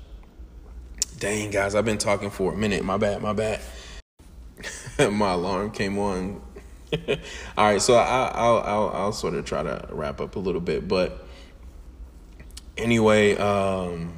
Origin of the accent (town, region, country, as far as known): Atlanta, Georgia, United States; moved away as an adult